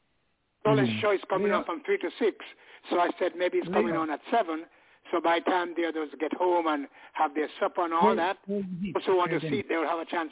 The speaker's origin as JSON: {"language": "English", "region": "England", "country": "United Kingdom", "moved": "yes", "lives_now": "United States", "said": "As one Englishman to another."}